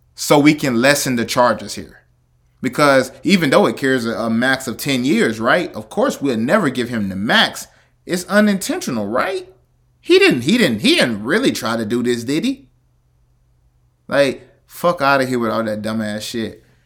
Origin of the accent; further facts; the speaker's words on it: the South, United States; I'm from the South